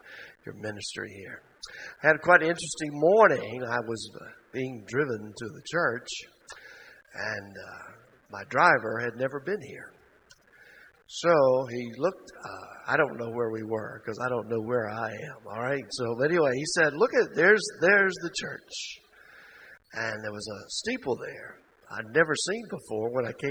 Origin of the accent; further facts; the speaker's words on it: Mississippi, United States; I'm from Mississippi.